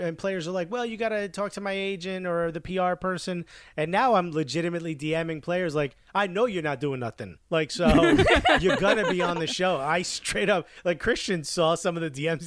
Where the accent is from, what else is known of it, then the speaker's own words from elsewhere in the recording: Newark, New Jersey, United States; English is a second language; moved away as an adult; now in New York, United States; I grew up in Newark, New Jersey